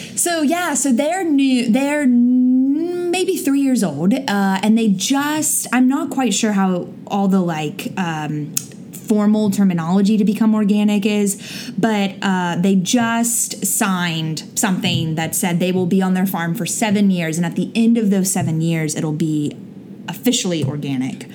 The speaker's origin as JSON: {"language": "English", "region": "Florida", "country": "United States", "moved": "yes", "said": "I'm from Florida"}